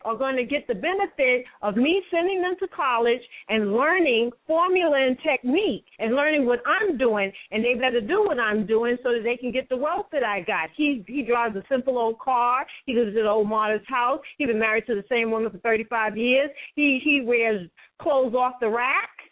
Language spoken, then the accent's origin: English; New York City, New York, United States; I'm born and raised in New York City in Metropolitan Hospital